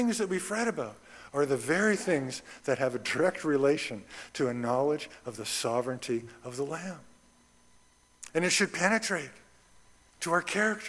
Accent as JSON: {"language": "English", "town": "Red Deer", "region": "Alberta", "country": "Canada", "tie": "born or raised there", "said": "I grew up in Red Deer, Alberta"}